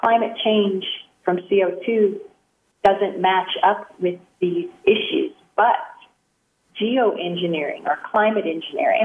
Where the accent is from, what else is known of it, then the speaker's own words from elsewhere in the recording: San Joaquin Valley, Sacramento Valley, California, United States; I grew up in the San Joaquin Valley, Sacramento Valley